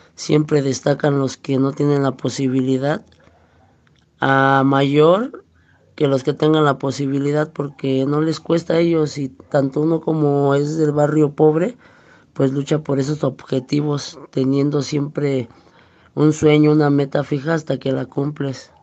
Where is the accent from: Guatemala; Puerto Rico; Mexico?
Mexico; Mexico City; nací en el Distrito Federal